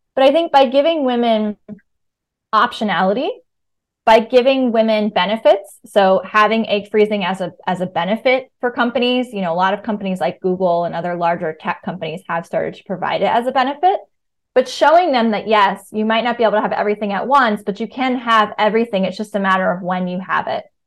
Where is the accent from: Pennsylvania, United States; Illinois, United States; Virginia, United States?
Virginia, United States; moved away as an adult; also born or lived in New York; now in Brooklyn, United States; I grew up in Virginia